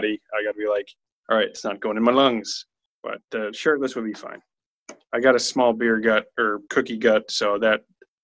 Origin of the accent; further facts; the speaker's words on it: United States; I'm American